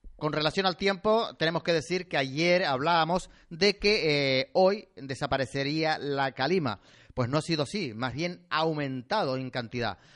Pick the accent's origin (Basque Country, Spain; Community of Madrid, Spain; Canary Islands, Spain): Canary Islands, Spain; somos canarios y tenemos que hablar así